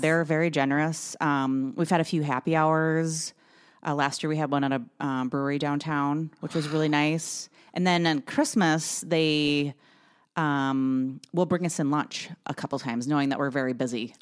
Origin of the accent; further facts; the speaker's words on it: Brainerd, Minnesota, United States; moved away; I grew up in Brainerd